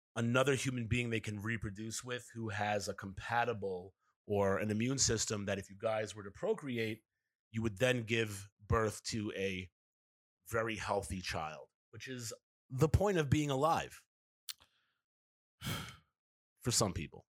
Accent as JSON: {"language": "English", "town": "New York City", "region": "New York", "country": "United States", "tie": "born or raised there", "said": "Kevin and I grew up in New York City"}